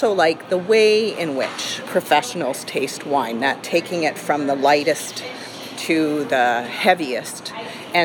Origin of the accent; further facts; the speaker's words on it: Canada; as a Canadian